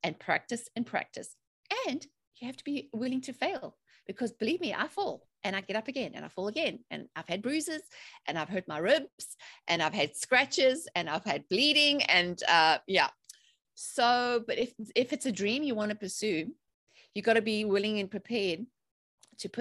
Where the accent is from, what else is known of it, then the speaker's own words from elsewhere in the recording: South Africa; moved away as an adult; also born or lived in England; now in North Carolina, United States; I'm originally from South Africa, but I've been living in the USA in North Carolina for 15 years now.